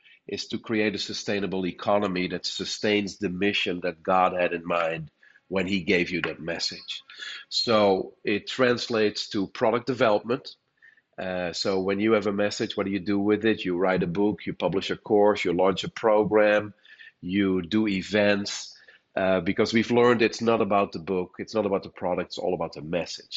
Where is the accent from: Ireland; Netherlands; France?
Netherlands; moved away as an adult; now in United States; I was born and raised in the Netherlands. That explains my accent. But I came to the States in 2006.